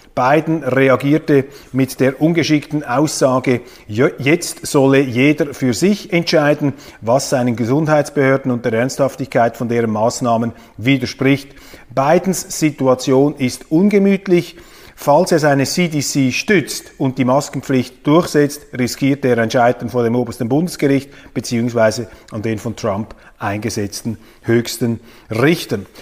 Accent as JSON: {"language": "German", "town": "Kloten", "region": "Zurich", "country": "Switzerland", "tie": "born or raised there", "said": "ich bin in Kloten aufgewachsen"}